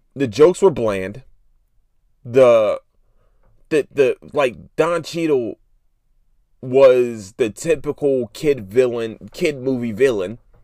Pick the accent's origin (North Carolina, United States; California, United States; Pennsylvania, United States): Pennsylvania, United States; Philadelphia; I'm from Philadelphia. I'm from North Philly